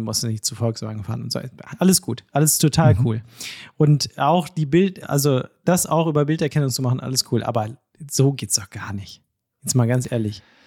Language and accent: German; Wildeshausen Geest near Oldenburg, Lower Saxony, Germany; ich komme aus dem Norden der Republik, ne? Okay. Mhm. Äh, es ist ja hier Wildeshauser Geest und so, hier ist Oldenburg, Bremen ganz in der Nähe